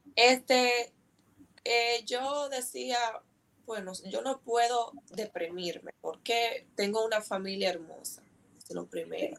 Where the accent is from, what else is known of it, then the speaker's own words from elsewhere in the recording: Dominican Republic; moved away as an adult; also born or lived in Bronx, New York; now in New Jersey, United States; soy dominicana, eh, con mucho orgullo